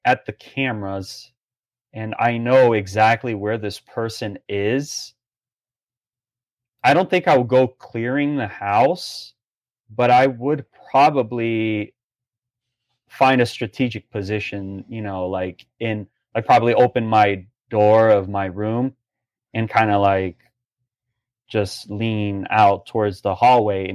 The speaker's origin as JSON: {"language": "English", "country": "Brazil", "tie": "born or raised there", "moved": "yes", "lives_now": "Palm Beach Gardens, United States", "said": "growing up in Brazil"}